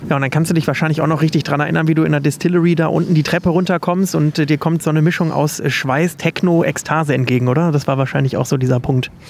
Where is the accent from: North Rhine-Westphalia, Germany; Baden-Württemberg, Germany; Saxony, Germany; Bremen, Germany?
Saxony, Germany; Leipzig; In meiner Heimatstadt in Leipzig, genau.